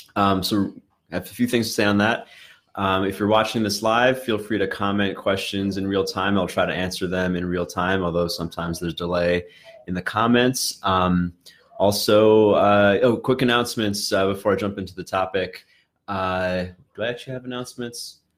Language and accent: English; New York City, New York, United States; I grew up in in Brooklyn